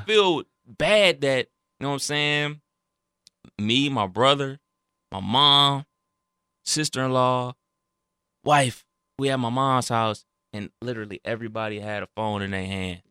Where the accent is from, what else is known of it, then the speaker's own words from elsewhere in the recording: Cleveland, Ohio, United States; I'm from Cleveland, that's where the Rock Hall is